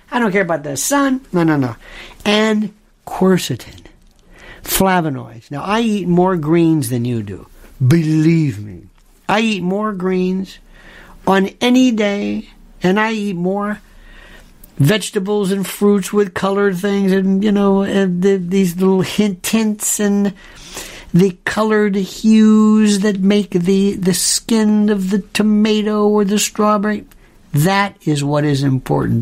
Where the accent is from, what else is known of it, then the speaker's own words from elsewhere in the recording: United States; I'm an American. I'm an American, and my I'm not I'm not trying to be corny about it, but it's all I know.